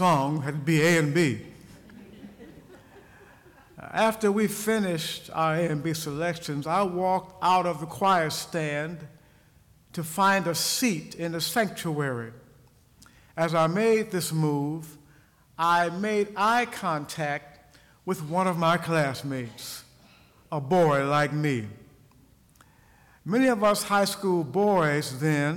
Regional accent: Ohio, United States; moved away as an adult; I returned to my home state, Ohio, after having been gone for many years

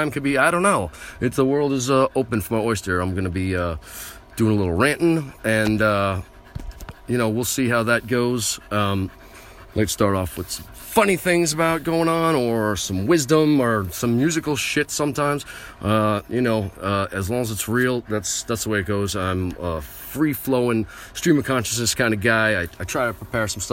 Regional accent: United States; I am an American

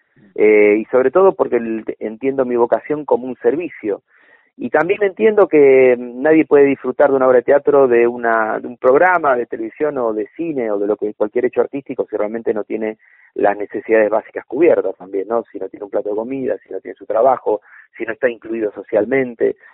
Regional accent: Buenos Aires, Argentina; Mi barrio natal fue San Cristóbal

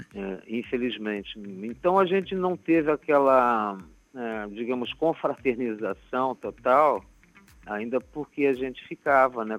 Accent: Curitiba, Paraná, Brazil; now in Rio de Janeiro, Brazil; da minha terra natal

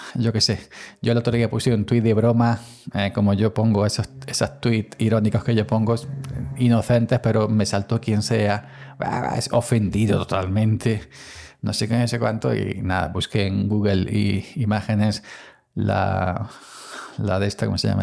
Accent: Andalusia, Spain; soy andaluz

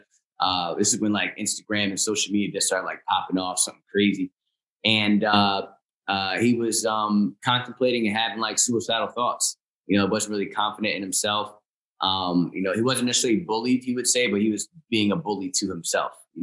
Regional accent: Chester, Pennsylvania, United States; also born or lived in Philadelphia, Pennsylvania; now in New Jersey, United States; I was born at a hospital in Chester, PA

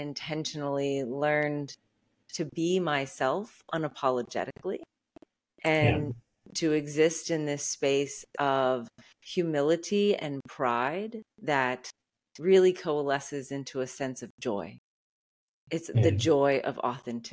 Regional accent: outside of New Orleans, Louisiana, United States; I was raised in the Deep South outside of New Orleans.

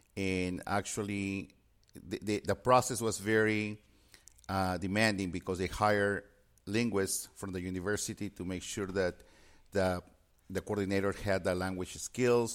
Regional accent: Peru; moved away; I had a strong foundation in Spanish since I was born and raised in Peru.

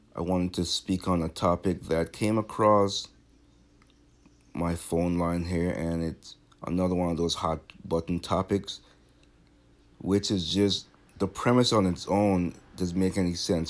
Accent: Massachusetts, United States; I'm from Massachusetts

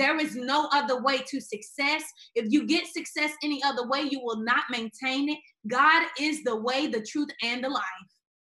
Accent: Memphis, Tennessee, United States; I grew up in Memphis, Tennessee

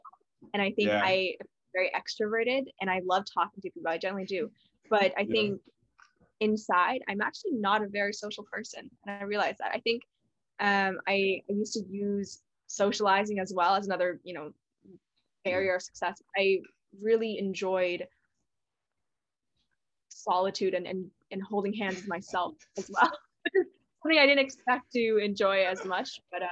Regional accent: Canada; now in Shanghai, China; you also pronounced it Zed, you know, which I appreciate as a Canadian.

